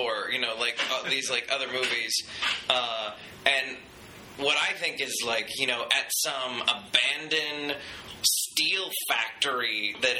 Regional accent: North Texas, United States; moved away; I'm from North Texas originally

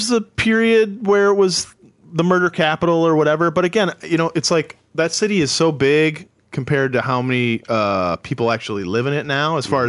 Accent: a suburb of Detroit, Michigan, United States; moved away as an adult; also born or lived in New York; now in Los Angeles, United States; I didn't grow up in Detroit. Oh, okay. I grew up in a suburb, but at the point I could drive, I spent a lot of time in Detroit. And Michigan is a great place.

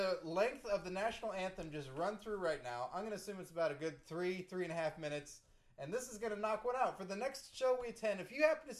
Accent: Canada; Next time, I'm just going to sit there and go, I'm Canadian, kiss my ass.

